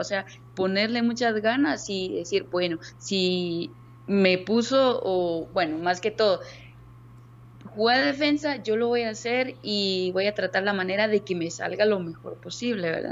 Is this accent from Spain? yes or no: no; Zapotitlán, Jutiapa, Guatemala; yo soy originaria de un municipio Zapotitlán, Jutiapa. No soy de mero Jutiapa, entonces con orgullo digo, soy de Zapotitlán